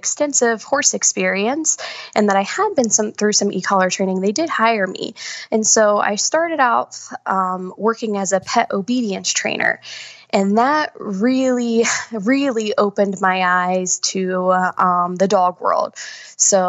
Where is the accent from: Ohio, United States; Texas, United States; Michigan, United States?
Ohio, United States; Columbus; moved away as an adult; now in Winston-Salem, United States; I currently live in Winston-Salem, North Carolina, but I am actually from Columbus, Ohio. So I moved down here in 2015